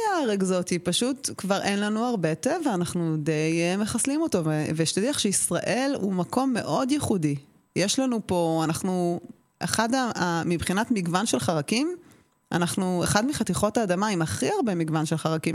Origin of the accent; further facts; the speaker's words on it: Israel; אני גדלתי במושב ובקיבוץ